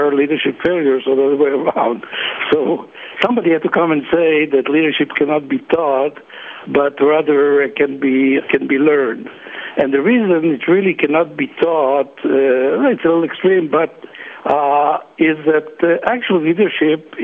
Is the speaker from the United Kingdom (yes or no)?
no; Israel; also born or lived in Netherlands / Berkeley, United States; I was born in Holland and was what is called a Holocaust child. I learned a lot from survival in Holland about survival. Then I came to Israel when I was in my about 10 years old